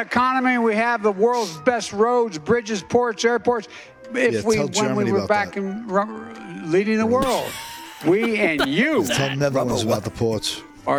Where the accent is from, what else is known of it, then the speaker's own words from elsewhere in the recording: Scranton, Pennsylvania, United States; I'm from Scranton